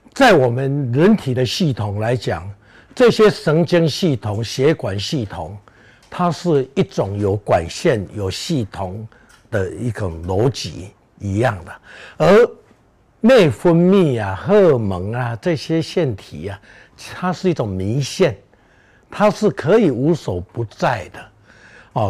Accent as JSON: {"language": "Chinese", "town": "Beigang", "region": "Yunlin County", "country": "Taiwan", "tie": "born or raised there", "moved": "yes", "said": "我能活在北港这个家乡"}